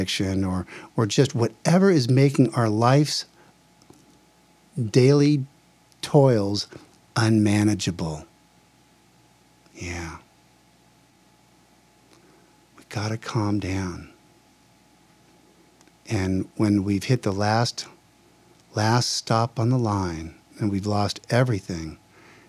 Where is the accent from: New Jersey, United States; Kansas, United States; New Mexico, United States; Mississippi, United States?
New Jersey, United States; now in Palm Springs, United States; I'm from New Jersey originally